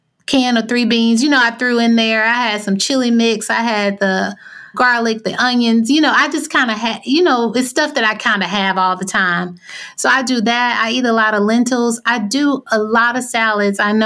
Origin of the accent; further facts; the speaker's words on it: Arkansas, United States; I grew up in Arkansas